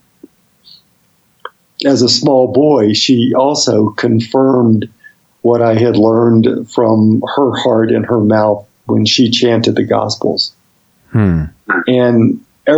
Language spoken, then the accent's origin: English; Birmingham, Alabama, United States; I grew up in Birmingham, Alabama.